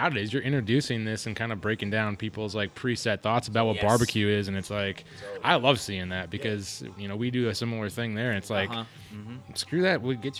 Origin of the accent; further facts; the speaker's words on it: East Coast, United States; now in Arizona, United States; we're both from the East Coast, so we have like these quote-unquote East Coast styles.